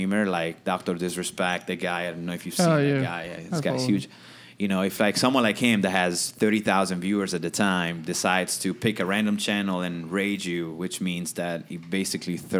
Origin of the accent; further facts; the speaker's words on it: Italy; English is a second language; moved away as an adult; also born or lived in New York City; now in United States; I'm from Italy